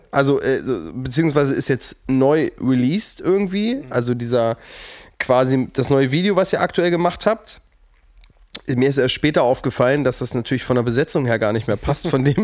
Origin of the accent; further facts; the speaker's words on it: Burgdorf, Lower Saxony, Germany; ich komme aus Burgdorf, das liegt so zwischen Celle und Hannover